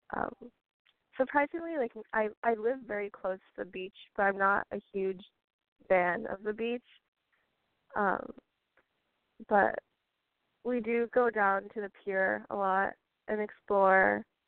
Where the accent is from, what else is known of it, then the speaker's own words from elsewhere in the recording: California, United States; also born or lived in Colorado; there are so many great schools in California that are within 25, 30 minutes of where I'm from